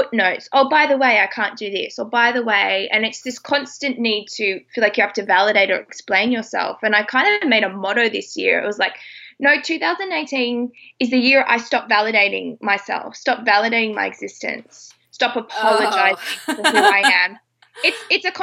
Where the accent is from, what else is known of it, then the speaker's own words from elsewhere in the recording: Australia; I'm Australian